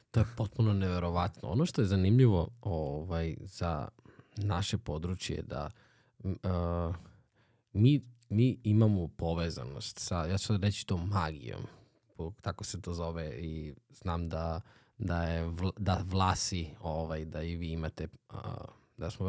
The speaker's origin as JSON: {"language": "Croatian", "town": "Obrenovac", "region": "Belgrade", "country": "Serbia", "said": "kod, kod nas u Obrenovcu ima, ima čovek koji recimo koji je muzičar vrstan"}